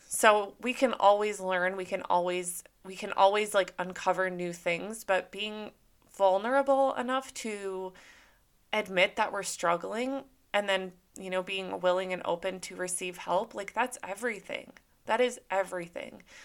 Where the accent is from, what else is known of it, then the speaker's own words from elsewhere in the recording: Minnesota, United States; now in Southern California, United States; I grew up in Minnesota